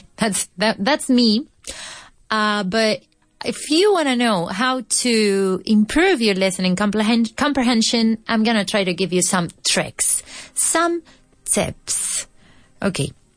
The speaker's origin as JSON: {"language": "English", "town": "Fuensanta de Martos", "region": "Andalusia", "country": "Spain", "second_language": "English", "said": "Soy de un pueblo de Jaén que se llama Fuensanta de Martos"}